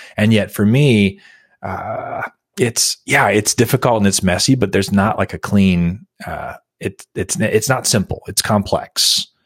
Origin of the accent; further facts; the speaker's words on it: United States; for me as an American